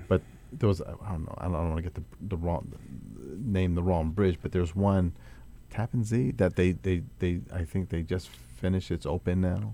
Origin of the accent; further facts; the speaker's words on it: Atlantic City, New Jersey, United States; moved away; That's my hometown